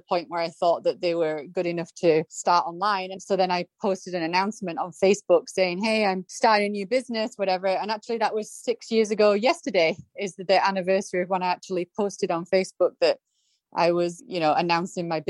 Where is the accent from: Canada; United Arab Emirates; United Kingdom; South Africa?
United Kingdom; now in San Anselmo, United States; I'm British